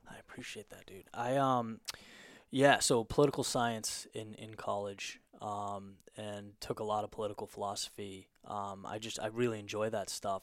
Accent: Southern California, United States; moved away as an adult; also born or lived in Boston; I grew up in, in Southern California, and then, um, went to college in Boston.

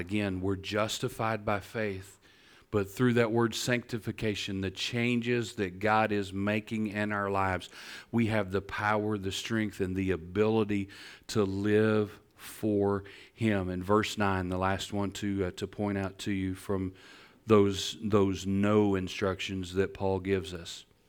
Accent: Northeast Texas, United States; I'm from Northeast Texas.

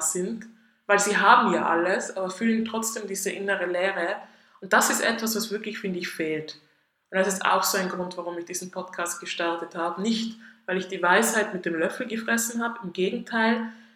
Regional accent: Tyrol, Austria; moved away as an adult; now in Zurich, Switzerland; ich komme ursprünglich aus Österreich, aus Tirol, wie man wahrscheinlich ein bisschen hört

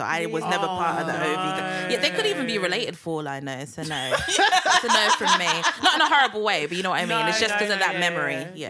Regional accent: Ghana; I'm from Ghana.

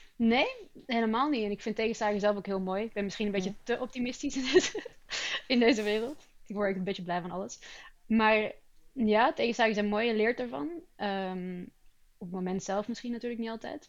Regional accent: Antwerp, Flanders, Belgium; also born or lived in Rotterdam, Netherlands; now in Sweden; het verhuizen op een heel jonge leeftijd. Ik ben van Rotterdam naar Antwerpen verhuisd

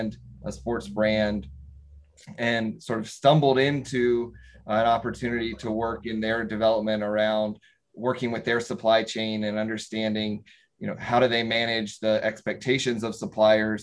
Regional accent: North Carolina, United States; Growing up in North Carolina, certainly there's a lot more textile

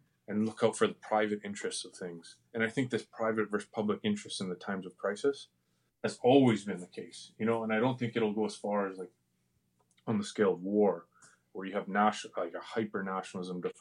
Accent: Canada; as Canadian citizens

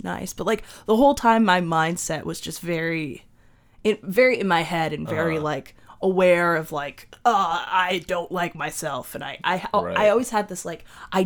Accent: Clinton, Washington, United States; I was born in Clinton, Washington

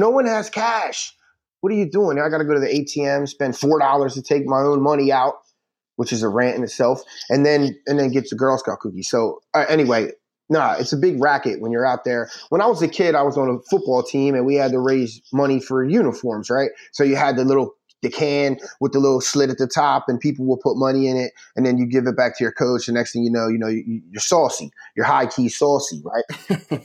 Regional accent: Philadelphia, Pennsylvania, United States; also born or lived in Delaware; I was growing up in Philly and Delaware

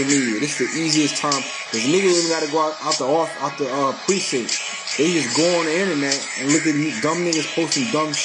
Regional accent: New Orleans, Louisiana, United States; now in Orlando, United States; I'm from New Orleans, repping Orlando

